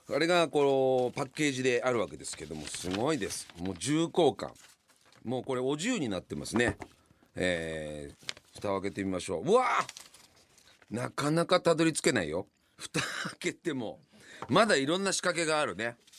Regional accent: Yamanashi, Japan; now in Tokyo, Japan; 僕の実家の山梨は

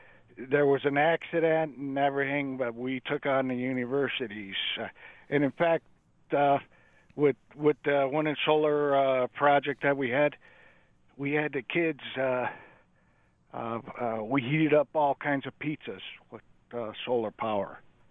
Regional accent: West Seneca, New York, United States; now in Lancaster, United States; I was a graduate from West Seneca East High School.

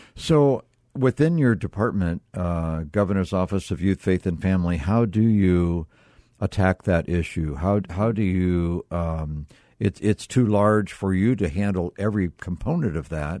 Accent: Midwest, United States; now in Arizona, United States; I grew up in the Midwest

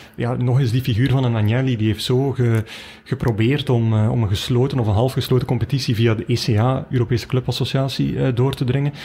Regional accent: Belgium; wij als Belgen

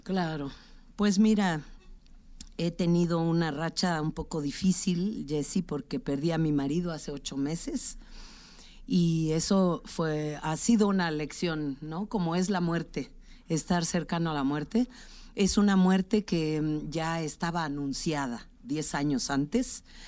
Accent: Tlaxiaco, Oaxaca, Mexico; Tlajiaco, mi pueblo, en la Sierra Sur de Oaxaca

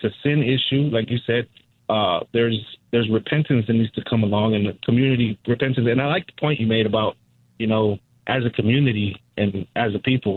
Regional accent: Compton, California, United States; moved away as an adult; also born or lived in Nashville; I was raised in Compton

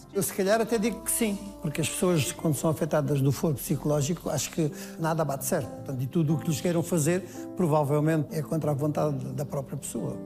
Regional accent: Loures, Lisbon, Portugal; eu nasci em Lisboa, na maternidade Alfredo da Costa, mas fiz a minha infância ah, na região Saloia de Louros

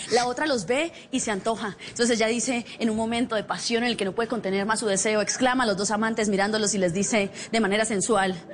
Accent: Cúcuta, Norte de Santander, Colombia; accent: Cúcuta; tengo problemas para el amor porque yo soy cucuteña. Este acento no es erótico, ¿sí o no?

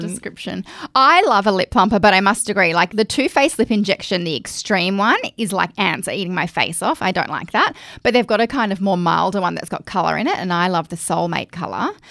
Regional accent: Australia; accent: Aussie Bogan; my Aussie Bogan accent

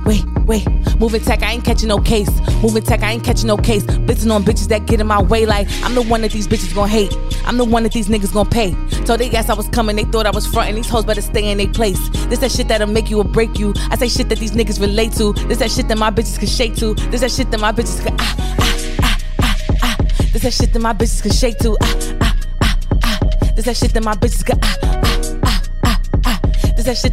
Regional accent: New York City, New York, United States; I'm from Brooklyn

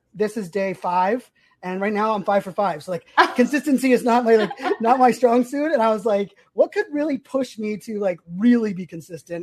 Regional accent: Virginia Beach, Virginia, United States; also born or lived in Pittsburgh, Pennsylvania; I grew up, I lived in Sandbridge, growing up in Sandbridge.

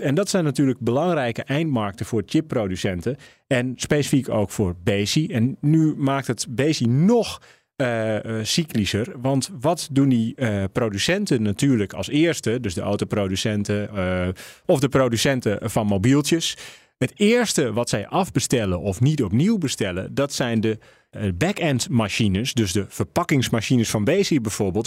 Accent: Netherlands; we als Nederlanders

